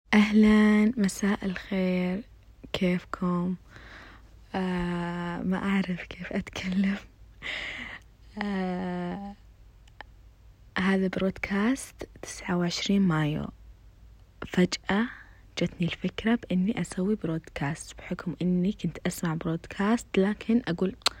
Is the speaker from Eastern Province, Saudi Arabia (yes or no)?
yes; Khobar, Eastern Province, Saudi Arabia; ساكنة في الخبر، آه، من مواليد الخبر، من تربات الخبر